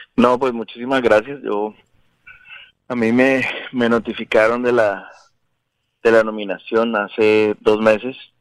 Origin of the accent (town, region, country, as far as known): Bogotá, Colombia; born or raised there